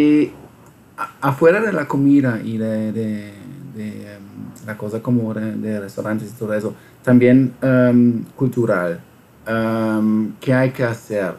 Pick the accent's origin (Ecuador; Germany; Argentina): Germany; Spanish is a second language; yo siendo alemán